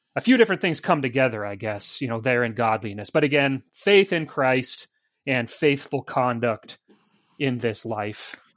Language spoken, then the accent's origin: English; Montana, United States; moved away as an adult; now in Mount Pleasant, United States; I'm from Montana, like Zelwyn, and, uh, I happily and proudly still have the four oh six area code on my cell phone